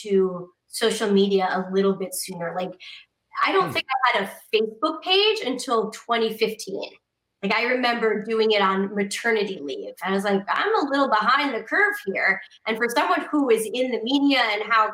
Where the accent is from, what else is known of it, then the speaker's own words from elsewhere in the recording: Connecticut, United States; I grew up in Connecticut